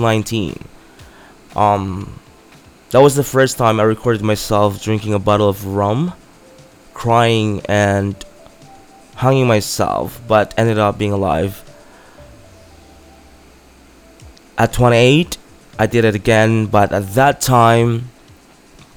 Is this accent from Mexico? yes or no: no; Philippines; my hometown in the Philippines